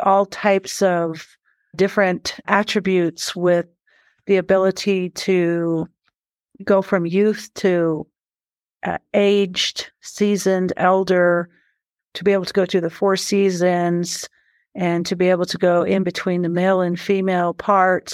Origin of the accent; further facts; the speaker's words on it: Shiprock, New Mexico, United States; also born or lived in Big Mountain, Arizona / Black Mountain, Arizona; My traditional people that I was born and bred and raised and influenced by come from Big Mountain and Black Mountain on the Navajo Nation. I was born in Shiprock